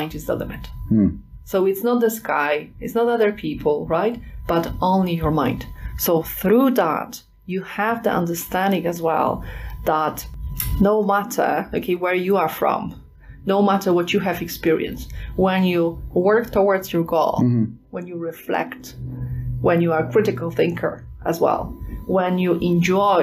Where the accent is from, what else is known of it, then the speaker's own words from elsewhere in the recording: Poland; I am from Poland